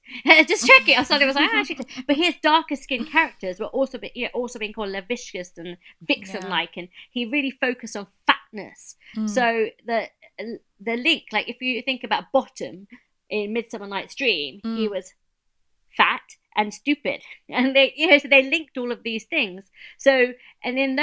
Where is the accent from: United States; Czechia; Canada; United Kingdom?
United Kingdom; we're British and we're here